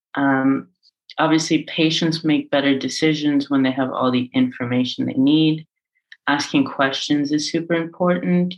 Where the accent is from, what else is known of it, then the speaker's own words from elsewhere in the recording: Ireland; now in Amsterdam, Netherlands; I grew up in Ireland and I grew up in a sort of religiously adjacent household